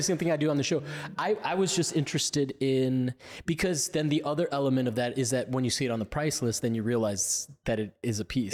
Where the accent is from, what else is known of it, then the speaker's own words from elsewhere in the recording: Miami, Florida, United States; I'm from Miami